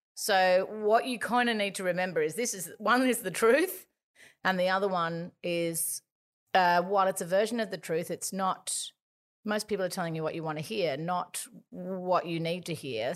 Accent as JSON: {"language": "English", "town": "Gosford", "region": "New South Wales", "country": "Australia", "tie": "born or raised there", "said": "we grew up in Gosford"}